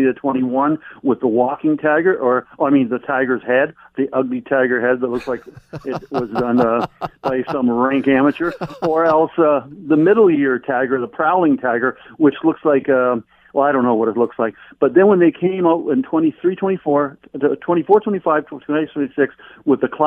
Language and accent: English; Hamilton, Ontario, Canada; also born or lived in Caledonia, Ontario; I grew up in Hamilton, Caledonia, and playing hockey as a kid